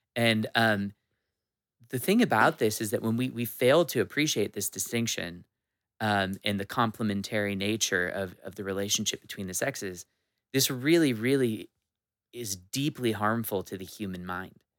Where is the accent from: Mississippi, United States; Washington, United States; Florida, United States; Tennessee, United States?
Washington, United States; I'm a Washington native